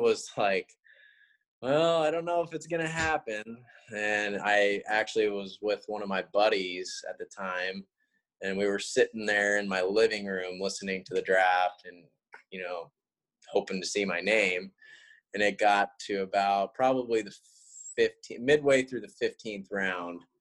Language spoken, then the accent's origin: English; East Wenatchee, Washington, United States; Born and raised in East Wenatchee